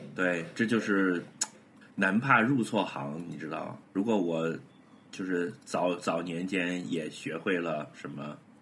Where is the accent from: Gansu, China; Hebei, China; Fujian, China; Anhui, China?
Hebei, China; moved away; also born or lived in Baoding; 我的老家河北